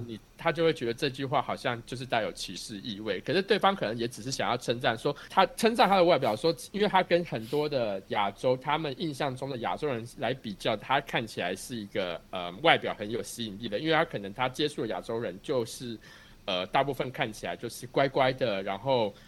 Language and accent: Chinese; Taiwan; now in United States; 我们台湾人